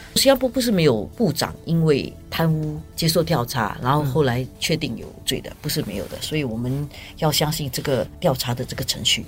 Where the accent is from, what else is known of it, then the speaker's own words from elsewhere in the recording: Singapore; 我们新加坡人